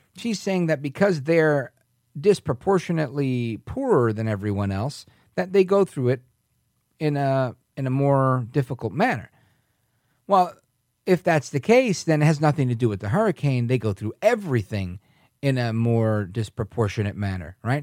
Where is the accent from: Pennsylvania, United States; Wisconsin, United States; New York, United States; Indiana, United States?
New York, United States; New York City; moved away; also born or lived in Puerto Rico (ancestry); We were Americans of Puerto Rican descent. We lived in Brooklyn, New York at that time when I was a little kid